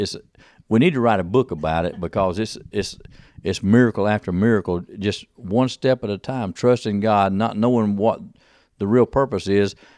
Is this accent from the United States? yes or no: yes; United States; I'm just an American businessman here